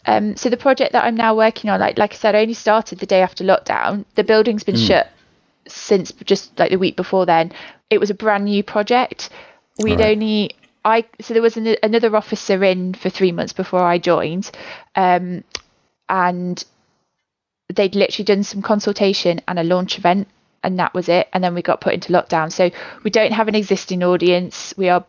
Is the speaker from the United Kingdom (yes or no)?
yes; England, United Kingdom; and I'm a southerner, apparently, although I'm from the Midlands and it's a very different place.